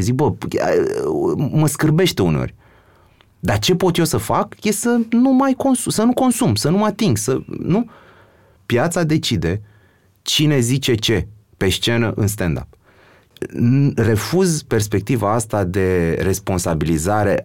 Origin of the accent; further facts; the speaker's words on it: Romania; noi ca român